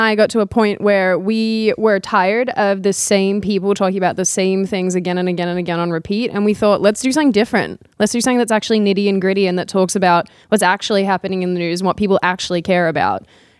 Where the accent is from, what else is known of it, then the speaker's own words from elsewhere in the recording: Victoria, Australia; now in United States; my home state, which is Victoria